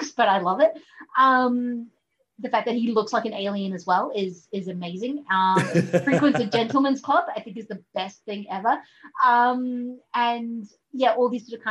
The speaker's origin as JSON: {"language": "English", "country": "New Zealand", "tie": "born or raised there", "said": "growing up in New Zealand and most of it was very lots of British influence"}